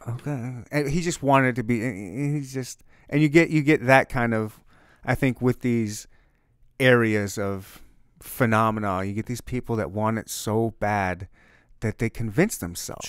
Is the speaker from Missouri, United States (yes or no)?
yes; Missouri, United States; We're from Missouri. It's the Show Me State.